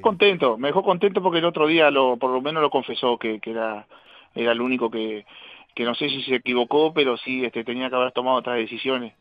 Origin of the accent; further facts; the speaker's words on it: Casablanca, Paysandú, Uruguay; jugué en Casablanca acá, mi pueblito, este, pasé a San Félix, que era más cerca de Paysandú, terminé en Independencia y Estudiantil en, en Paysandú mismo